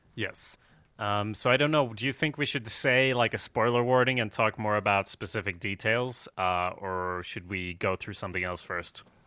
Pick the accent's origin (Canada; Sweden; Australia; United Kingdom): Sweden; I'm from Sweden